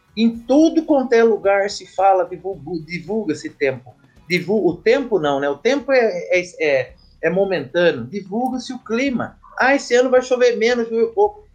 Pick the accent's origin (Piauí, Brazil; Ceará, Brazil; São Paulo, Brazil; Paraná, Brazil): São Paulo, Brazil; Botucatu; minha cidade natal, Botucatu, São Paulo